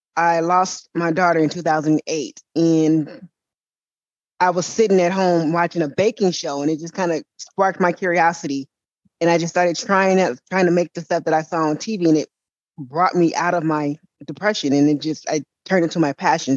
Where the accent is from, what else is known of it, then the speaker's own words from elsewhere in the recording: Oakland, California, United States; also born or lived in Antioch, California; I'm born and raised in California. I lived in Oakland, the Bay Area, until I was about 28